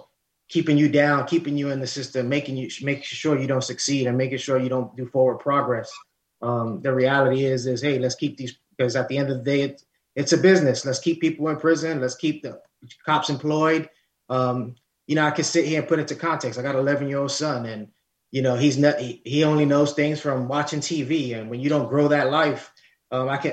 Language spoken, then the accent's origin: English; New York City, New York, United States; I'm Lower East Side, born and bred in Harlem.